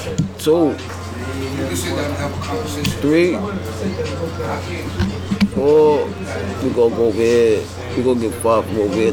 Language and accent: English; New York City, New York, United States; I grew up in the middle of Bed-Stuy, man. Right in the heart of Bed-Stuy, Marcus Garvey.